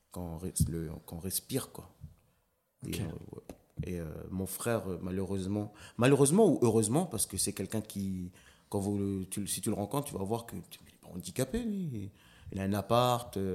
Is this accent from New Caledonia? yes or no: yes; Lifou, Loyalty Islands Province, New Caledonia; Euh, je suis originaire de l'île de Lifou.